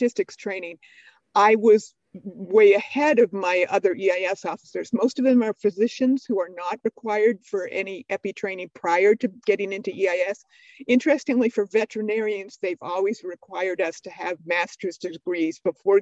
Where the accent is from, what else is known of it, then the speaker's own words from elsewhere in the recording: Southwest, United States; moved away as an adult; I grew up in the Southwest and I was missing it a lot